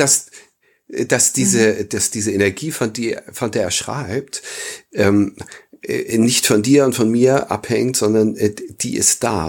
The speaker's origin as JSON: {"language": "German", "region": "Northern Germany", "country": "Germany", "said": "bei uns im Norden"}